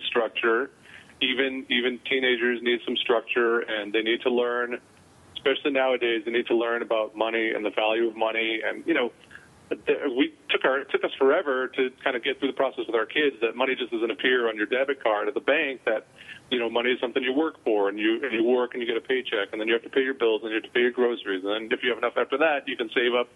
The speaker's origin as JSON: {"language": "English", "region": "New England", "country": "United States", "tie": "born or raised there", "said": "when I was a kid and I grew up in New England"}